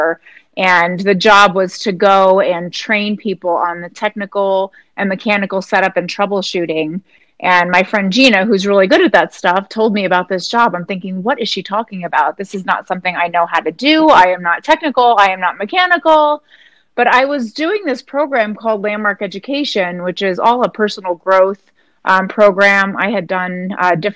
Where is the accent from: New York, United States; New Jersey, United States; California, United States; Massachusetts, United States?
New Jersey, United States; moved away as an adult; now in Colorado, United States; I grew up in New Jersey